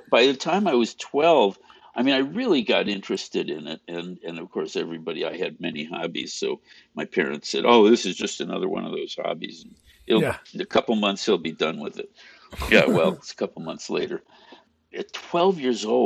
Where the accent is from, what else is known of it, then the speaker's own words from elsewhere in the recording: Chicago, Illinois, United States; I grew up outside of Chicago. Well, in the first suburb outside of Chicago. So it was virtually Chicago and North Side.